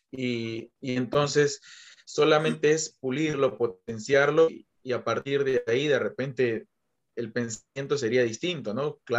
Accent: Peru; a mí como peruano yo tengo que saber qué es lo que le beneficia y cómo llegar a ese, a ese chico que es de que es de mi país

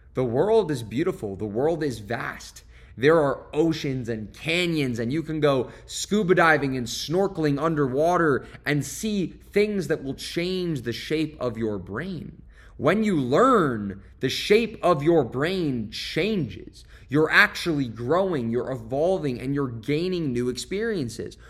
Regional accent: Westport, Connecticut, United States; moved away as an adult; my hometown in Westport, Connecticut, where I went to high school

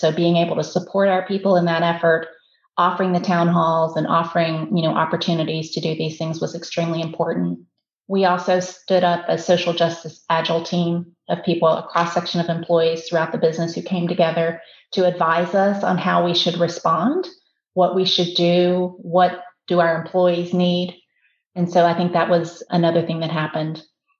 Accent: Southwest Virginia, United States; now in Atlanta, United States; I was born in this country, was raised in Southwest Virginia. I'm about as American as you can get.

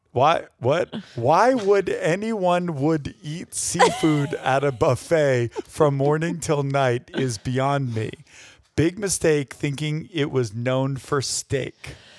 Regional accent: New York, United States; New York is my home state

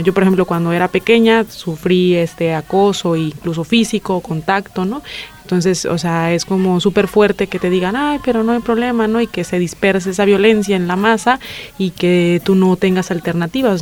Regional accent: La Paz, Baja California Sur, Mexico; moved away; Yo vengo de México, de La Paz, Baja California

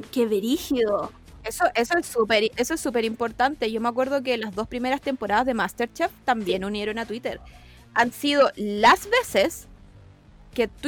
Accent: Chile

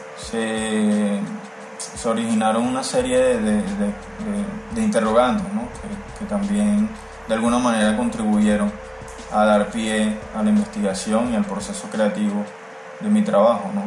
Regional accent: Caracas, Capital District, Venezuela; now in Malambo, Colombia; soy artista plástico y visual originario de Caracas, Venezuela, y actualmente resido o vivo en la ciudad de Barranquilla, en el Caribe colombiano

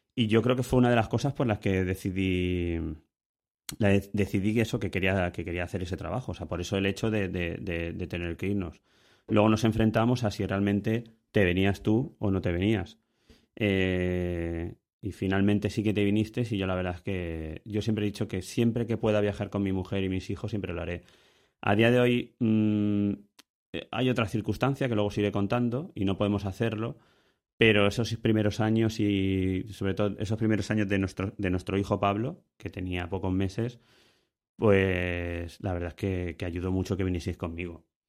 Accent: Ibi, Valencian Community, Spain; El niño lo teníamos aquí en, en Ibi, nosotros somos de Ibi

